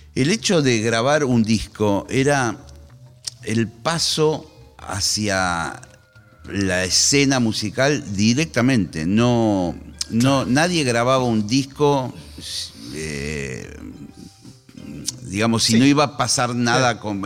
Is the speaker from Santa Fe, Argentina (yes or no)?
no; Monte Grande, Buenos Aires Province, Argentina; Yo soy de Montegrande, de una localidad treinta y pico kilómetros